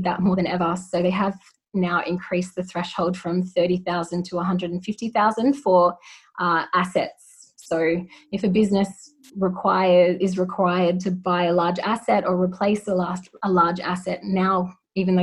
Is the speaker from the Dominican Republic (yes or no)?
no; New South Wales, Australia; I'm from New South Wales myself